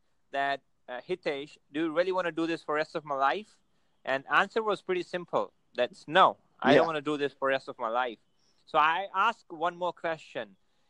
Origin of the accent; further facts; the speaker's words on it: India; now in Ahmedabad, India; I'm from India, and I live in a city called Ahmedabad.